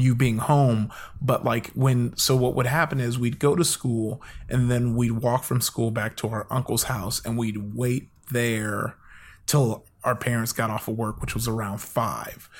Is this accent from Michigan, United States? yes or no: no; Compton, California, United States; also born or lived in Downey, California; I grew up in, uh, L A. I'm in L